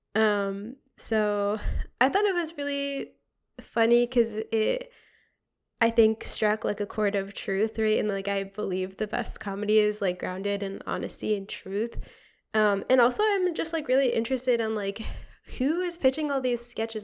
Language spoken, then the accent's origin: English; Connecticut, United States; moved away; also born or lived in Boston; I'm from Connecticut, regrettably